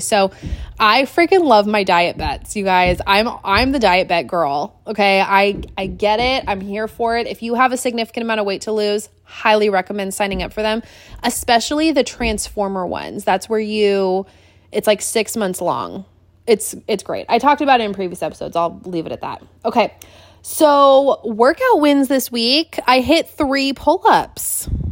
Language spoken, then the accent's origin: English; Washington, United States; also born or lived in Seattle, Washington; now in Wilmington, North Carolina, United States; growing up in Washington, Azteca Mexican food was it